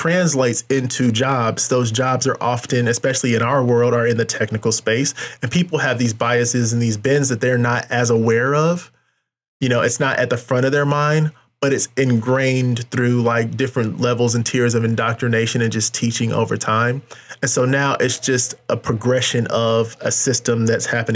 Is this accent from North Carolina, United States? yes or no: yes; North Carolina, United States; now in Kansas City, United States; I'm from North Carolina, specifically the Triad, High Point, Winston-Salem, Greensboro.